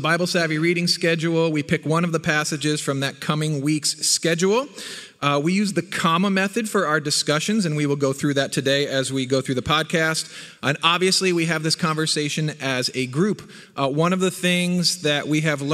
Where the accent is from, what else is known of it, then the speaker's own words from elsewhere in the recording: New Jersey, United States; moved away; I was born in North Jersey, right across the river from Manhattan. Grew up in the Northeast